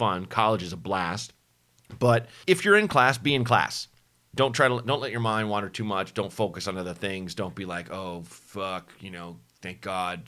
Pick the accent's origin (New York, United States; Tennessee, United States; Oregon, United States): Oregon, United States; Portland; born or raised there; moved away; also born or lived in Chicago